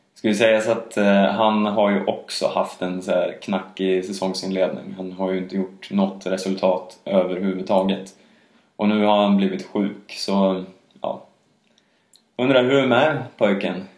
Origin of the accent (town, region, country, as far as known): Sweden